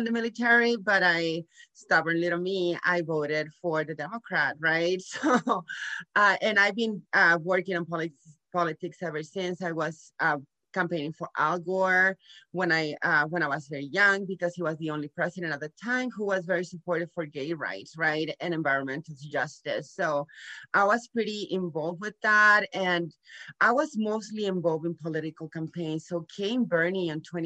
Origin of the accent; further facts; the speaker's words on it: Nuevo Laredo, Tamaulipas, Mexico; moved away as an adult; also born or lived in San Antonio, Texas; I was born here in Laredo, Texas, but I grew up in Nuevo Laredo, Mexico with Mexican parents.